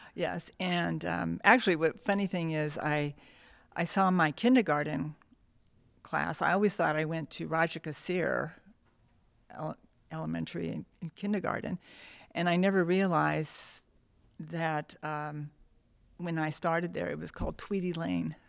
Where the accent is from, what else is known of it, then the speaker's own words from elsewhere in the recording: Downey, California, United States; also born or lived in Montebello, California; born in Montebello. I grew up in Downey